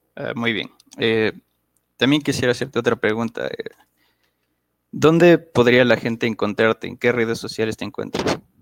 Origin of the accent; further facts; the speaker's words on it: Quito, Pichincha, Ecuador; soy originario de la ciudad de Quito, Ecuador